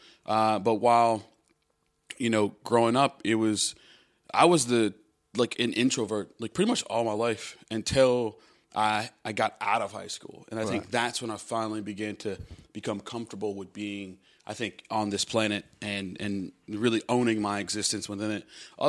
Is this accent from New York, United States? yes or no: no; Chicago, Illinois, United States; moved away; Yep, born and raised.